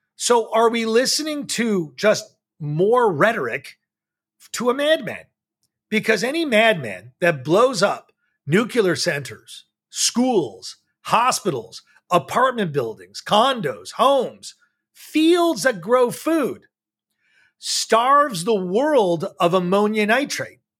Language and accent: English; United States; I, as an American